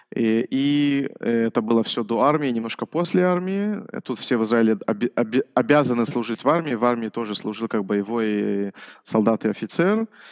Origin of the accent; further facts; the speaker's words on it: Orsha, Vitebsk Region, Belarus; now in Israel; Я, э, родился вообще в Белоруссии